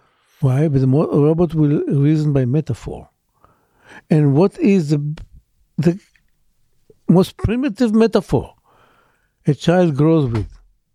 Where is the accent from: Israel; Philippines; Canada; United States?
Israel; Born and raised in Israel, yes.